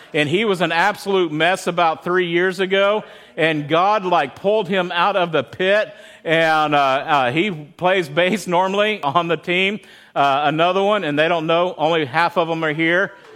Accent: Midland, Texas, United States; I grew up in Texas

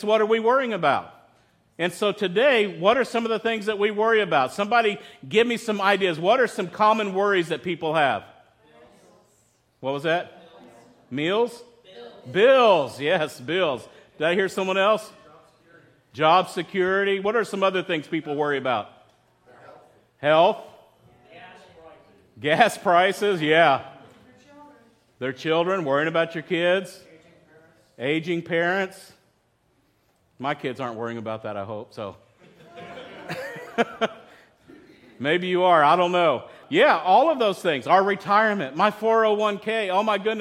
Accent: West Texas, United States; I grew up in West Texas

